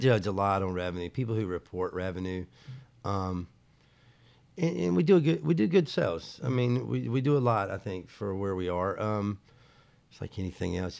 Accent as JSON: {"language": "English", "town": "Charlotte", "region": "North Carolina", "country": "United States", "said": "I'm from Charlotte"}